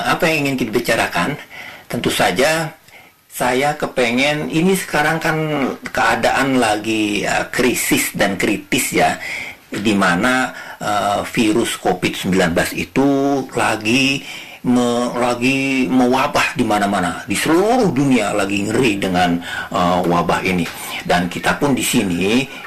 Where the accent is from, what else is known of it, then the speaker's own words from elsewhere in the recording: Jakarta, Indonesia; meskipun saya anak Betawi tetapi saya terus menerus belajar